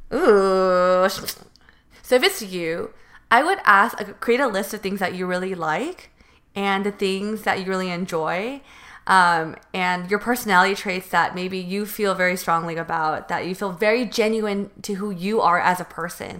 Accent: Northern California, United States; moved away as an adult; now in Los Angeles, United States; I'm from North, NorCal.

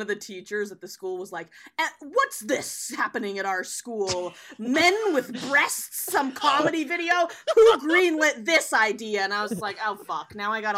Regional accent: Oregon, United States; also born or lived in New York; now in Los Angeles, United States; I was born and raised in Oregon

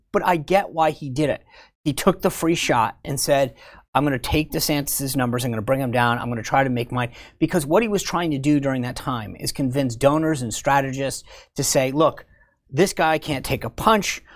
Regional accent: Rhode Island, United States; moved away; I'm from Rhode Island

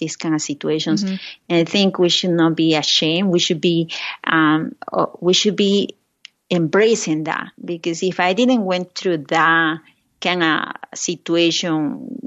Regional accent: Lima, Peru; English is a second language; moved away as an adult; now in United States; when I was growing up in Lima, Peru

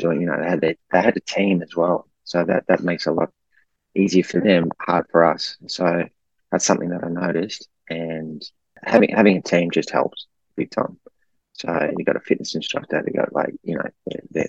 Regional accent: Melbourne, Victoria, Australia; I'm from Melbourne, had family and friends there

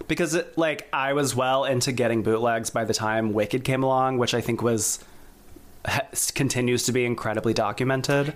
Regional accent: South Carolina, United States; now in New York, United States; I grew up in South Carolina.

